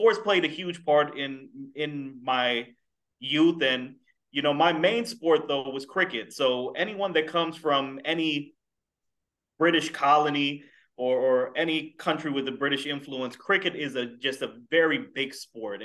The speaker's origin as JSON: {"language": "English", "town": "Sunrise", "region": "Florida", "country": "United States", "tie": "born or raised there", "also_born_or_lived": "Bronx, New York / Orange County, Florida / Brevard County, Florida", "said": "I grew up in Sunrise, Florida"}